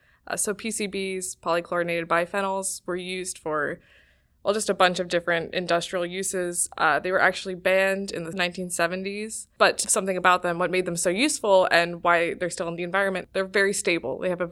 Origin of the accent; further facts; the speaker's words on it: Cleveland, Ohio, United States; I'm from Cleveland, Ohio.